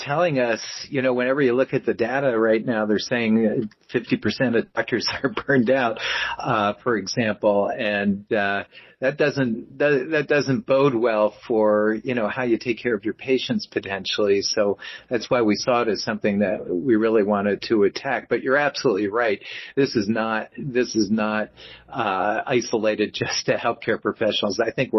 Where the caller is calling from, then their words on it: Black Mountain, North Carolina, United States; I am actually in a little town called Black Mountain, North Carolina now, and it is 20 minutes outside of Asheville, North Carolina